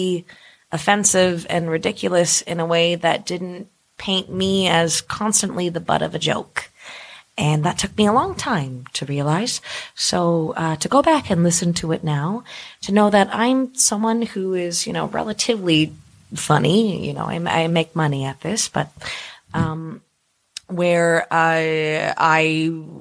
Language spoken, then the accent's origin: English; Brantford, Ontario, Canada; as a kid growing up in Brantford, Ontario.